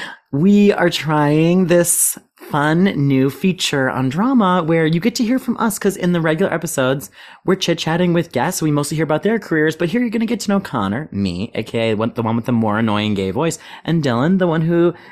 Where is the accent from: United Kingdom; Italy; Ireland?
United Kingdom; accent: British; I fear that my British accent is worse post-London.